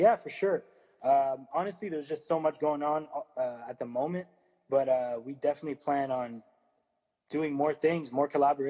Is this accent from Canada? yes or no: yes; Ottawa, Ontario, Canada; I'm from Ottawa too, man. Shout out. 94, play soccer in Dupass, bro.